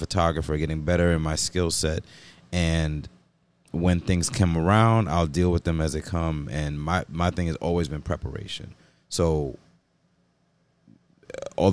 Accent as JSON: {"language": "English", "country": "Jamaica", "said": "I'm also Jamaican"}